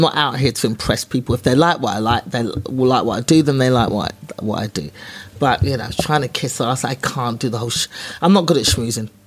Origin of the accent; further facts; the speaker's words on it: London, United Kingdom; I was a black girl from East London